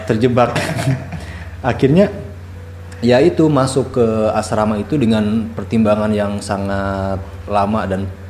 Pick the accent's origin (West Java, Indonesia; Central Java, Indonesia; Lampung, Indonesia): West Java, Indonesia; Bandung; moved away; also born or lived in Raja Ampat, Papua; aslinya dari Bandung